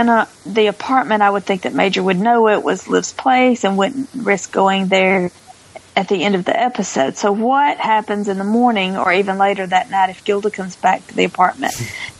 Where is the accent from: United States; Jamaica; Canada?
Canada; It took me out of the story. I'm so Canadian.